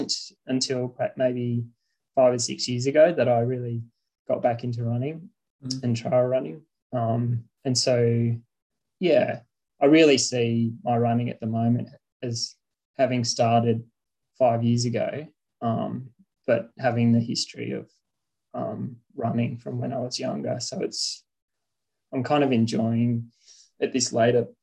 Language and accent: English; Cooma, New South Wales, Australia; I grew up in Cooma, just south of Canberra here